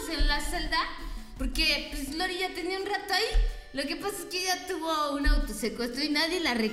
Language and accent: Spanish; Mexico City, Mexico; yo crecí en Ciudad de México en la colonia Narvarte. y allá soy.